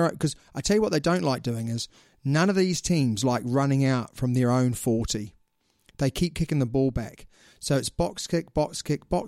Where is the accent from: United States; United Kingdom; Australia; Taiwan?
Australia; And it's going to be the Sunwolves because I'm an Australian.